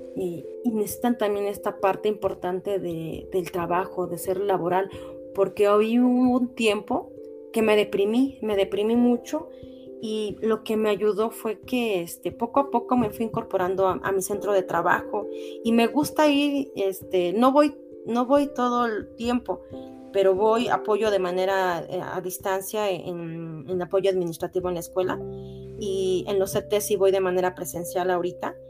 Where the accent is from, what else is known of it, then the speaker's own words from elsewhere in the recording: Cardonal, Hidalgo, Mexico; also born or lived in Pachuca; Mejor me regreso a mi pueblo a vivir aquí en el DECA Cardonal con mi papá